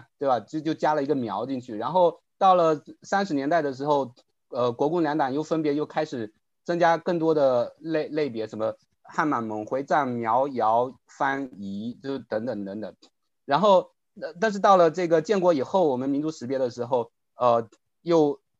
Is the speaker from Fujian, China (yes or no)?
yes; Fujian, China; 因为我们作为福建人，普通话就已经很差了，但他们普通话比我们更差。